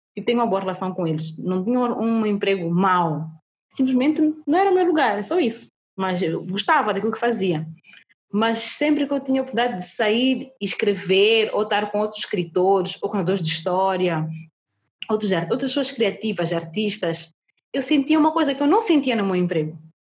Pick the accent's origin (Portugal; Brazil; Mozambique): Mozambique